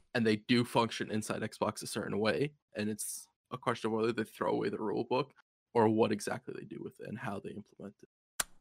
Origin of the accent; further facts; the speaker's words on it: United States; As an American